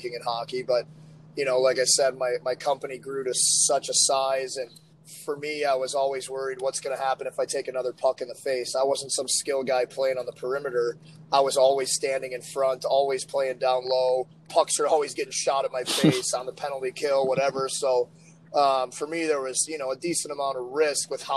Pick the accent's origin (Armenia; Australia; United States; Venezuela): United States; St. Louis, Missouri; St. Louis, my hometown.